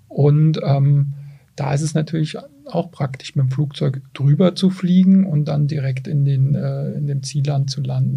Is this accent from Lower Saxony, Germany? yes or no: no; Mainz, Rhineland-Palatinate, Germany; ich als Mainzer